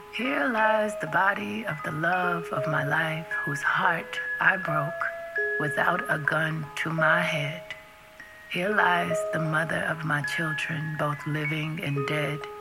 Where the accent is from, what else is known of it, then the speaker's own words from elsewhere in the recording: Oakland, California, United States; I grew up in Oakland, in the east part of California